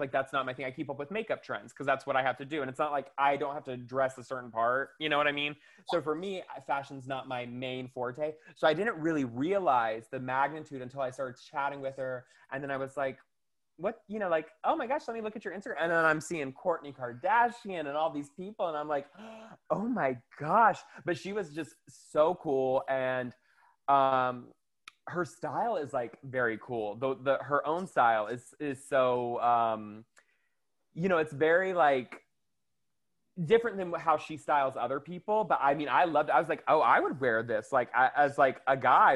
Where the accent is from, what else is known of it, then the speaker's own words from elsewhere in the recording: the South, United States; I'm from, I grew up in the South